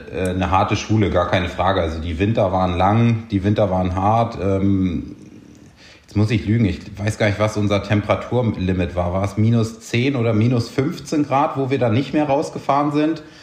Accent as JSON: {"language": "German", "town": "Buchholz", "region": "Lower Saxony", "country": "Germany", "tie": "born or raised there", "said": "Ähm, ist quasi so der Bereich, also äh, in Norddeutschland da oben, südlich von Hamburg aufgewachsen."}